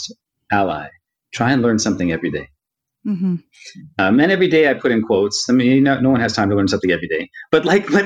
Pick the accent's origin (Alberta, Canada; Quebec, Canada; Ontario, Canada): Ontario, Canada; Toronto; I was born here in Toronto. I'm from Toronto. I was born here in Toronto, but my parents were both born in India